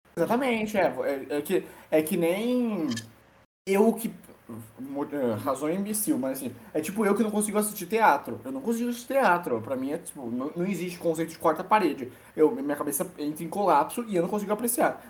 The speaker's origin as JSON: {"language": "Portuguese", "region": "São Paulo", "country": "Brazil", "said": "Eu sou paulista"}